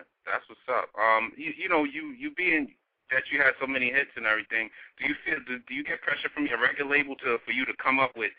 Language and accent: English; New York, United States; I'm from New York, right? We based in New York.